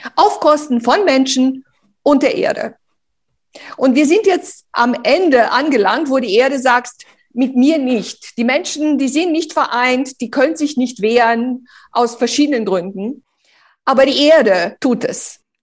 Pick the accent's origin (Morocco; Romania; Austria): Romania; now in Germany; ich bin ja bitterarm in Rumänien aufgewachsen